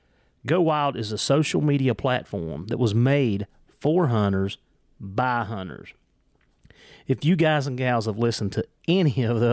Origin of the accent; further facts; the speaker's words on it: Virginia, United States; accent: Southwest Virginia; Yeah, it's my accent, I'm telling you. It's the Southwest Virginia. Okay. It's what it is. I'm saying, Howard. But it's that Appalachian slang is what it is.